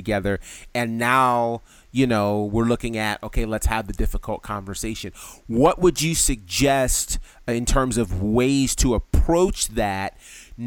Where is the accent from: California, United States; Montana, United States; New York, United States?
New York, United States; I grew up in New York and we had those blizzards